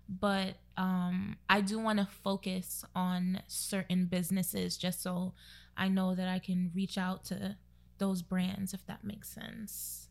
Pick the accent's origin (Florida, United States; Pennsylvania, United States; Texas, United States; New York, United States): New York, United States; New York City; now in Newark, United States; I'm from Brooklyn, of course, but I currently live in Newark